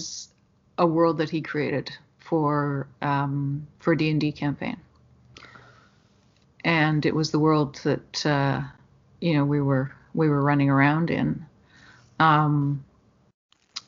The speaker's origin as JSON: {"language": "English", "town": "Ashcroft", "region": "British Columbia", "country": "Canada", "moved": "yes", "said": "I was from Ashcroft, which is a little"}